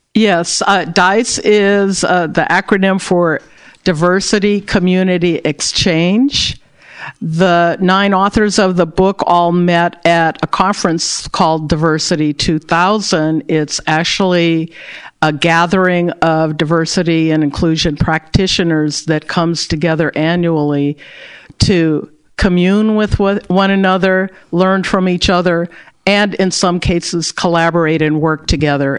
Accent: Berkeley, California, United States; I was born and raised in Berkeley, California

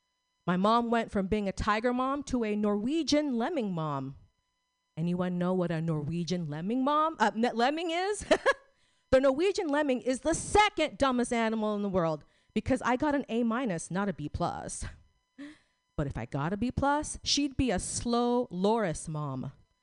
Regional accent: Philippines; So I'm a Filipino Catholic, and my boyfriend's a Russian Jew

